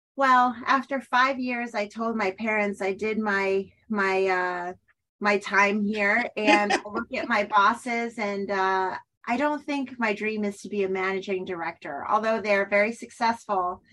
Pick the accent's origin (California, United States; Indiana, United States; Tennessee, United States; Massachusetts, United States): Massachusetts, United States; Weston; I'm from Weston. I grew up here